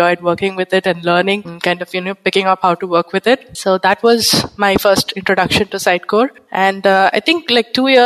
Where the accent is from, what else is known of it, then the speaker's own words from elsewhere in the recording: Bangalore, Karnataka, India; moved away as an adult; also born or lived in West Bengal, India; now in Pondicherry, India; I am from India, basically from Eastern India, which is West Bengal, but grown up in Bangalore